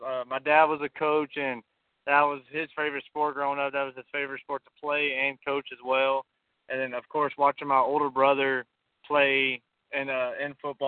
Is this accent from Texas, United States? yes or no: yes; McGregor, Texas, United States; I grew up in McGregor, Texas, a small 2A school here in Central Texas